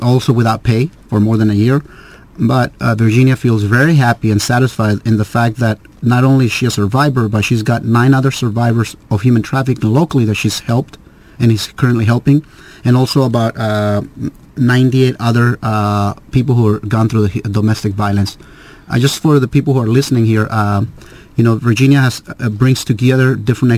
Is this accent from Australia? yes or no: no; Mexico; now in United States; I was born in Mexico. I'm a U.S. citizen